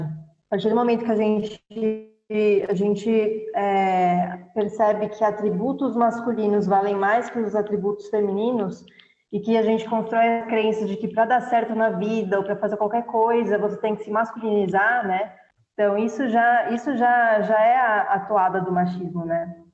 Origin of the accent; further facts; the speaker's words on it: Brazil; moved away as an adult; also born or lived in Kenya; eu saí do Brasil